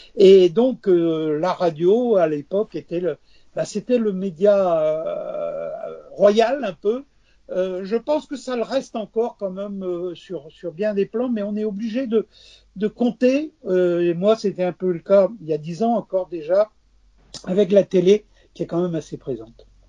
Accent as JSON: {"language": "French", "town": "Quimper", "region": "Brittany", "country": "France", "tie": "born or raised there", "said": "j'habitais Quimper déjà, un passage à niveau parce que mes parents étaient à la SNCF"}